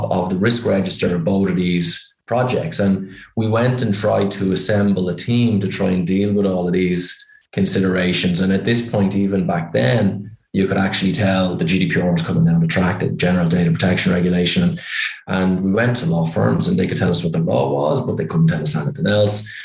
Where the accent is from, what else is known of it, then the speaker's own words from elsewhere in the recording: Ireland; accent: Irish; You can probably tell by my accent I'm Irish.